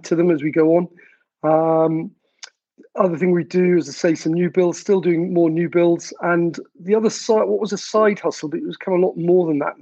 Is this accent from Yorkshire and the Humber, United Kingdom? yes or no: no; South Wales, United Kingdom; moved away as an adult; I'm from South Wales, although I spent most of my, in fact, all my working life outside of Wales